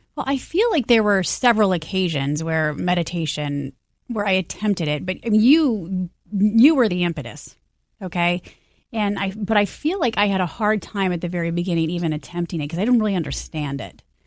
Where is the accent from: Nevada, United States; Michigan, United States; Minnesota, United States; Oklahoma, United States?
Michigan, United States; moved away; I'm from Michigan